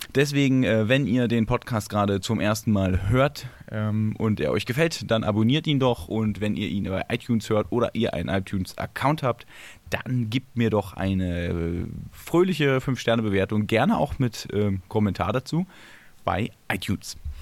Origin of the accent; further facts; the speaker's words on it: Berlin, Germany; ich bin Urberliner